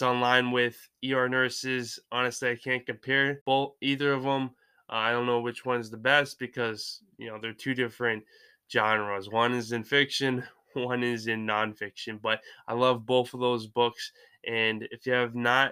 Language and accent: English; Lisbon, Maine, United States; born or raised there; also born or lived in Ohio